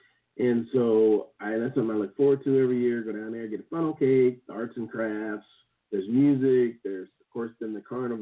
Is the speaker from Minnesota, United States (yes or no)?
no; Kansas, United States; moved away; in my hometown, we have this old settlers because the Santa Fe Trail and the Oregon Trail both came through this town